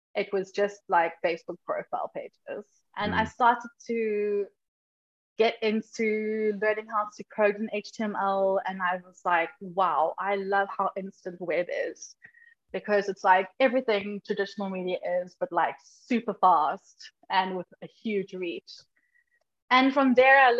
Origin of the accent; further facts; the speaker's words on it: Durban, KwaZulu-Natal, South Africa; moved away as an adult; now in Johannesburg, South Africa; I grew up in Durban